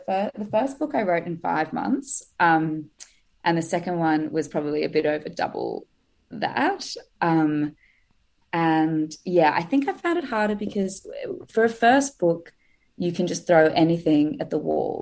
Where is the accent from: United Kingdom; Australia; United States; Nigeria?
Australia; also born or lived in Sydney; I'm obviously from Australia, and I'm in the UK at the moment on holiday